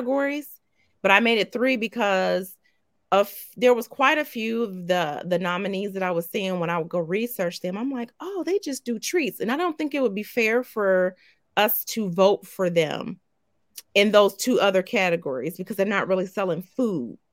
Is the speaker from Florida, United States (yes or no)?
no; Southwestern Ohio tri-state area, United States; my hometown or in my home area